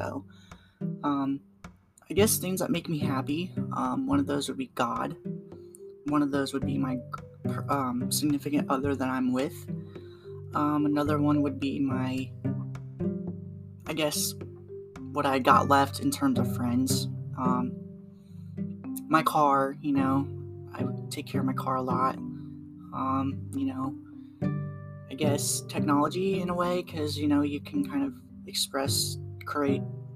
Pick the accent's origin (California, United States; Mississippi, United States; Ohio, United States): Ohio, United States; Waynesville; I am from Ohio and I live in a town called Waynesville